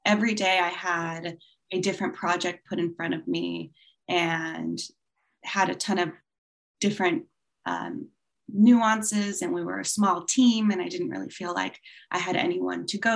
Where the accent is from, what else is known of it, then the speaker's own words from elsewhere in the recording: California, United States; also born or lived in Hong Kong; I'm from California. And as you said, based in Los Angeles